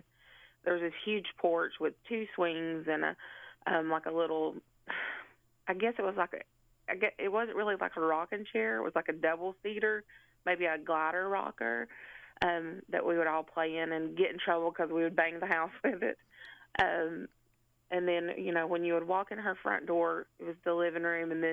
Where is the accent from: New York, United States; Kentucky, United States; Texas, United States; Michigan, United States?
Kentucky, United States; Letcher County; now in Cleveland, United States; I currently live in Cleveland, Tennessee, but I was born and raised in Letcher County